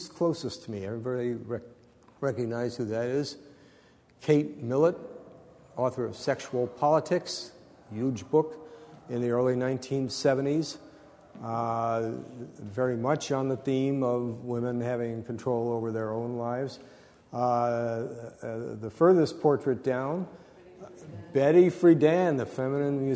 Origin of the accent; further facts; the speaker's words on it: Arizona, United States; I'm from Arizona